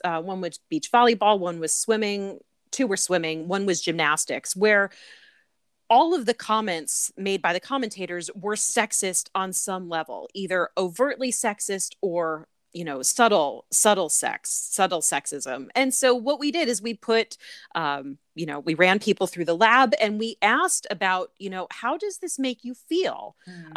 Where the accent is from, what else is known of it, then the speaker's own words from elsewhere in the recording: Connecticut, United States; moved away as an adult; also born or lived in Atlanta / Birmingham; I am from Connecticut. I was born and raised there um, in a small town in the suburbs of, of New York City, in one of those commuter towns.